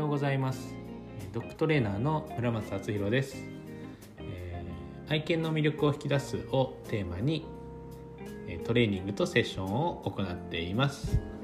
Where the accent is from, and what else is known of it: Japan; moved away